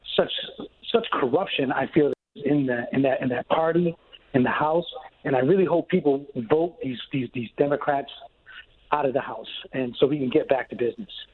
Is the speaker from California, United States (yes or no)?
no; Bozeman, Montana, United States; I went to h, high school in Bozeman, Montana